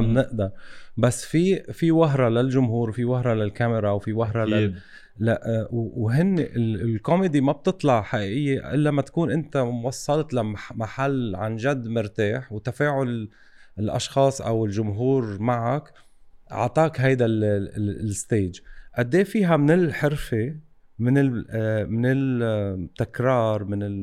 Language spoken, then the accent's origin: Arabic; Lebanon; عندنا بلبنان